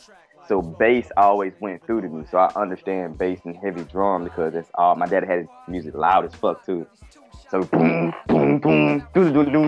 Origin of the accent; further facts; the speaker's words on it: Albany, Georgia, United States; now in Decatur, United States; I'm from Albany, Georgia. I currently stay in Decatur, East Side, Atlanta.